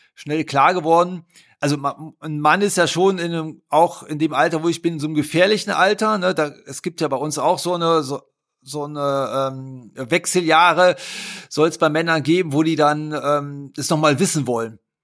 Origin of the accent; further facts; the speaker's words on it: Haan, North Rhine-Westphalia, Germany; accent: Rhineland; Aufgewachsen bin ich zwischen Düsseldorf und Köln in der Stadt Hahn